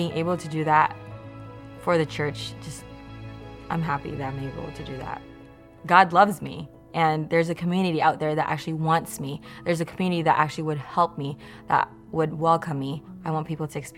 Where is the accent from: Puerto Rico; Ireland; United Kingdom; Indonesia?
Indonesia; moved away as an adult; now in Redlands, United States; I was born here in Redlands. I grew up in Indonesia though. 2012, I decided to come to America.